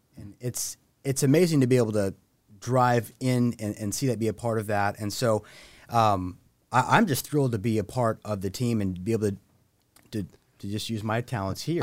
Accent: Santa Maria, California, United States; moved away as an adult; I actually was born and raised in Santa Maria

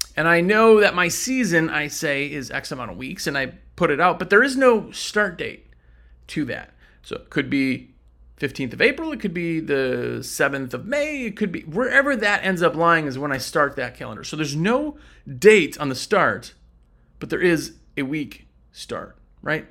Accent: Wisconsin, United States; now in North Carolina, United States; I'm from Wisconsin

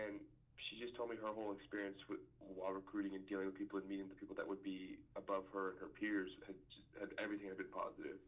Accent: Texas, United States; growing up in Texas

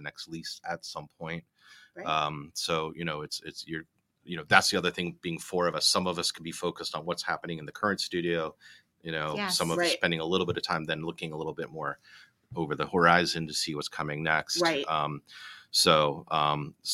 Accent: South Shore, Massachusetts, United States; moved away as an adult; also born or lived in Boston; now in New Jersey, United States; I was born in South Shore.

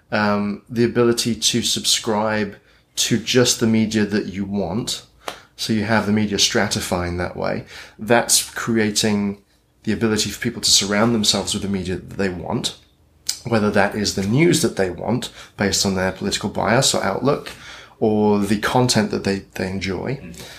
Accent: United Kingdom; accent: British; moved away as an adult; also born or lived in Britain; now in Portland, United States; my British accent

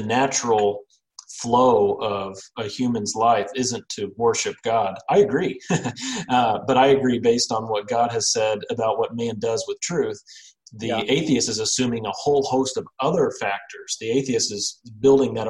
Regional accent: Missouri, United States; I'm from Missouri

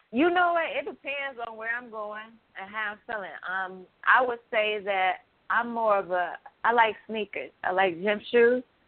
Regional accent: Chicago, Illinois, United States; young black women growing up in Chicago

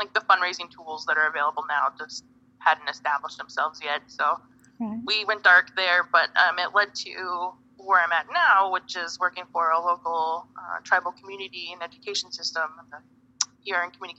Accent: Cheyenne River, South Dakota, United States; now in Phoenix, United States; I'm from Cheyenne River. I'm an enrolled citizen of the Cheyenne River Sioux Tribe. That's in South Dakota. So I'm mini Konju Lakota.

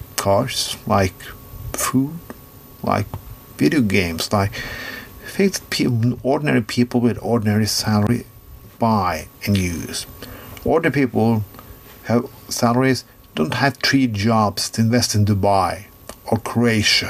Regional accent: Norway; I'm from Norway

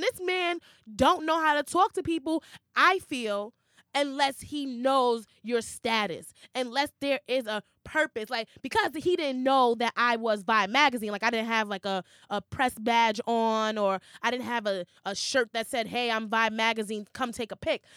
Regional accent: New York City, New York, United States; growing up in New York City

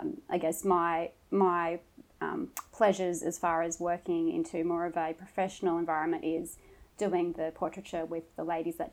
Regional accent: Mooloolaba, Queensland, Australia; also born or lived in Toowoomba, Queensland / Brisbane, Queensland; Toowoomba, but grew up on the Sunshine Coast, gorgeous Mooloolaba

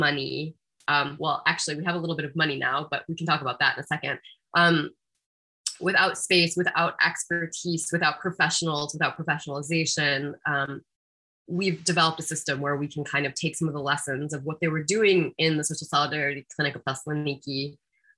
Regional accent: United States; as an American person

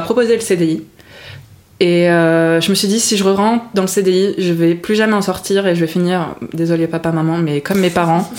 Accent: France; also born or lived in Montreal, Canada; je viens d'origine, je suis d'origine de Bourgogne, ah. Lyon exactement

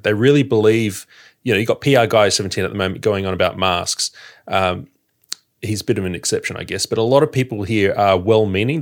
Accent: Sydney, New South Wales, Australia; now in Victoria, Australia; I'm an outsider in Victoria. You know, I've, I, I'm from Sydney

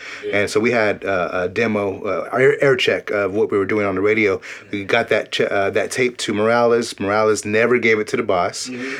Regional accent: Bakersfield, California, United States; we're from Bakersfield

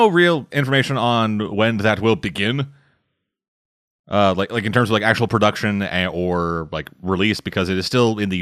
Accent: Canada; I'm Canadian

